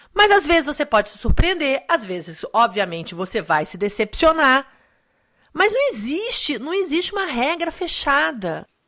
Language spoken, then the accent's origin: Portuguese; Brazil; now in United States; eu sou brasileiro